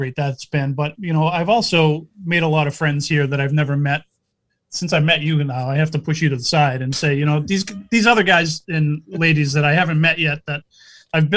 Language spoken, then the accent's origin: English; Groveland, Massachusetts, United States; I'm from Groveland